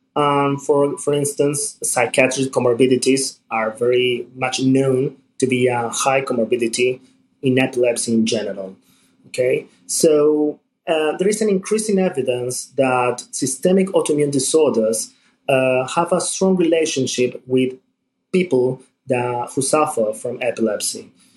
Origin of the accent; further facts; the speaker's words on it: Buenos Aires, Argentina; I'm from Buenos Aires, Argentina.